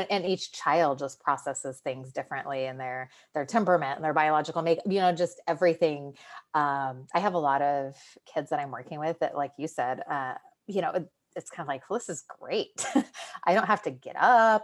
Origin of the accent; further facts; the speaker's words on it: California, United States; the area that it was in was my hometown